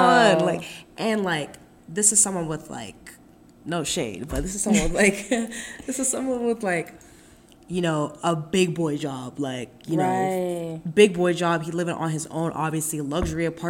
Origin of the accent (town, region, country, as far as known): Pittsburgh, Pennsylvania, United States; born or raised there